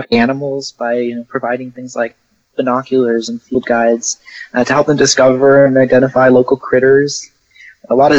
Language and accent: English; Portland, Oregon, United States; moved away as an adult; also born or lived in San Antonio, Texas; now in Houston, United States; I grew up in Portland, Oregon, and then I moved to San Antonio